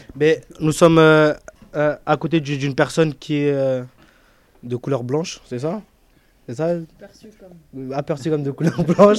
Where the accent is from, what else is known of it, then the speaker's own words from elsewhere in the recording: Paris, Île-de-France, France; J'habite dans le quartier de la Goudor depuis, euh, depuis que je suis né.